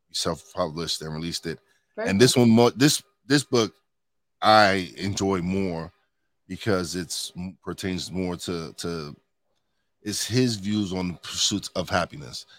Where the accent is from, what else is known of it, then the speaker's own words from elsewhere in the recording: New York City, New York, United States; moved away as an adult; now in Pocono Mountains, United States; I'm a Brooklyn boy. I was born and raised in New York City